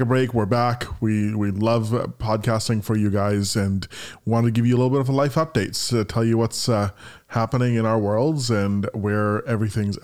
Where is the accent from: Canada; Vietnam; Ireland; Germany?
Canada; also born or lived in Vancouver; now in United States; I'm from Canada.